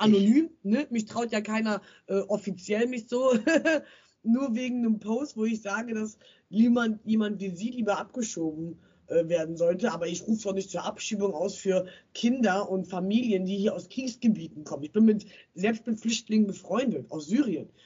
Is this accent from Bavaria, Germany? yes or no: no; Bielefeld, North Rhine-Westphalia, Germany; ich komme aus Bielefeld